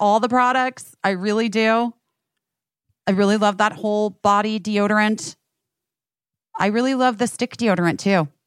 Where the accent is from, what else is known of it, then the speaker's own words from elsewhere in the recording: Arizona, United States; I'm from Arizona.